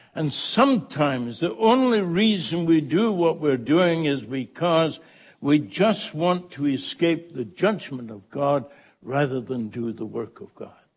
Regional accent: Scotland, United Kingdom; moved away; I was born in the Holy Land, you know that, Scotland

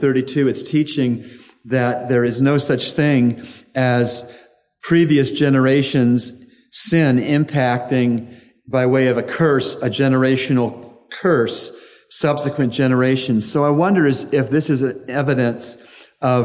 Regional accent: United States; I'm an American citizen

